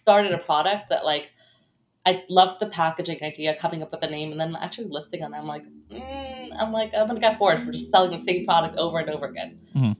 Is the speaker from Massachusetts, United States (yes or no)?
no; Brooklyn, New York, United States; Yep, in Brooklyn.